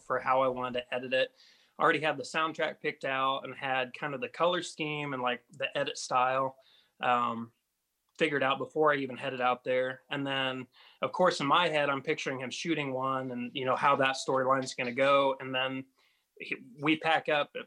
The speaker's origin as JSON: {"language": "English", "region": "West Central Indiana", "country": "United States", "said": "I'm from West Central Indiana"}